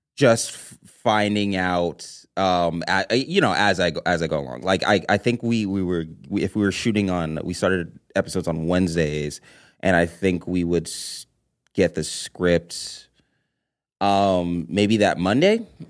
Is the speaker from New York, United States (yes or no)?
no; Los Angeles, California, United States; a native Angeleno